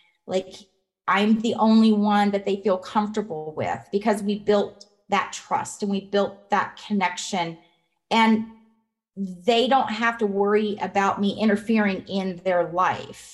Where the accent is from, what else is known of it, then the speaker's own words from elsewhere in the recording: Colorado, United States; moved away as an adult; now in Nevada, United States; I'm from Colorado.